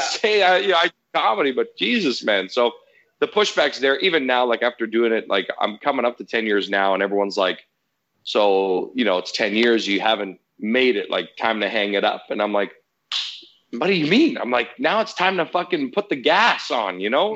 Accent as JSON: {"language": "English", "country": "Canada", "said": "Italian background. You know, obviously I'm Canadian"}